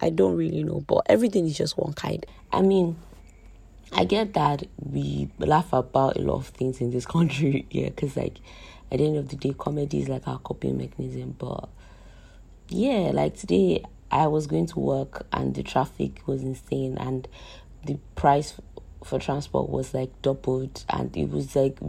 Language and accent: English; Nigeria; being Nigerian, living in Nigeria, is an extreme sport.